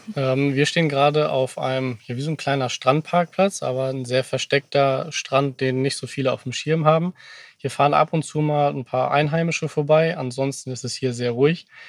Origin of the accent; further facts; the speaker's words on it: Cuxhaven, Lower Saxony, Germany; moved away; ich zumindest, komme gebürtig aus Cuxhaven von der Nordseeküste, bin also ein waschechter Fischkopf